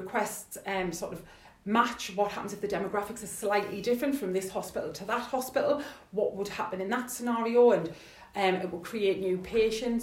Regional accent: Sunderland, North East England, United Kingdom; I'm from Sunderland

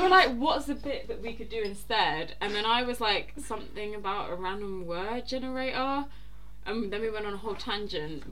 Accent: London, United Kingdom; I'm from South London.

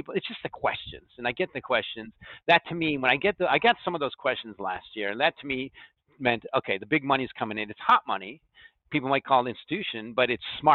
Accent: United States; I'm just an American

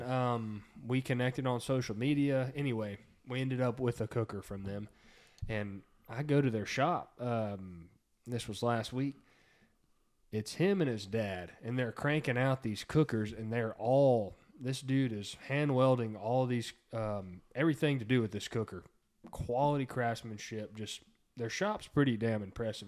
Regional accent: Texas, United States; we're from Texas

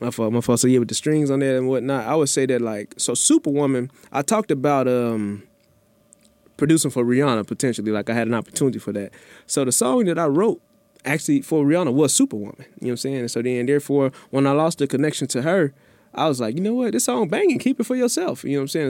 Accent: Memphis, Tennessee, United States; now in Houston, United States; growing up in Memphis

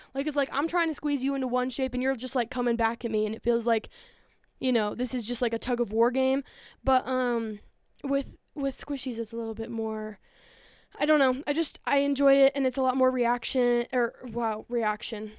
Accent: outside of Denver, Colorado, United States; born or raised there

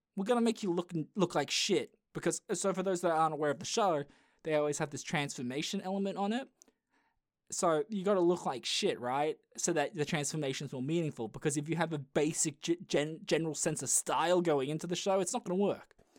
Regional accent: Australia; I am Australian

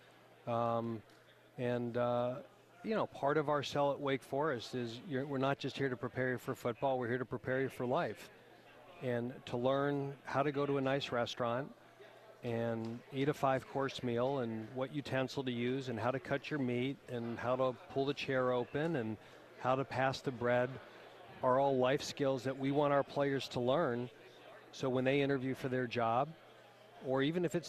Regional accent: near Buffalo, New York, United States; moved away; I grew up in near Buffalo, New York. So I don't say I'm from New York. I'm from Western New York

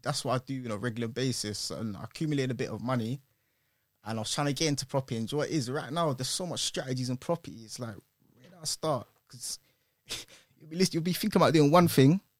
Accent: London, United Kingdom; originally I'm from Northwest

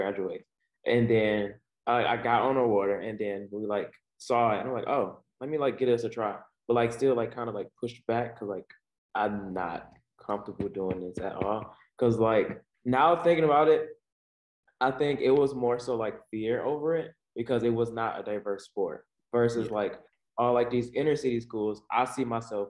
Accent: Cleveland, Ohio, United States; I grew up on the east side of Cleveland, inner city

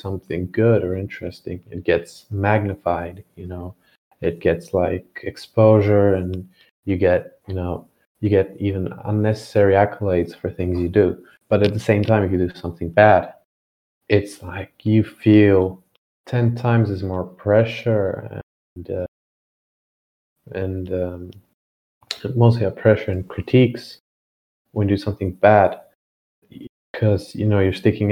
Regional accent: Bulgaria; moved away as an adult; also born or lived in Shanghai, China; we're from different cities in Bulgaria

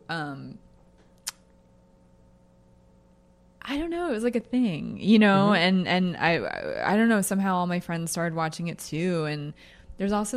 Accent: Pennsylvania, United States; moved away; also born or lived in Colorado; I'm from Pennsylvania.

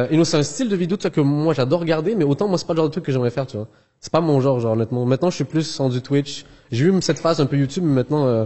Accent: Algeria; born there; je suis né en Algérie, donc j'ai toujours eu un peu, euh, j'ai la famille en France aussi

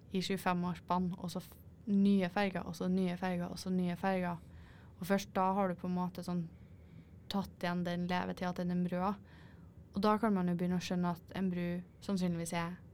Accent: Norway; jeg er norsk og jeg vil se på havet.

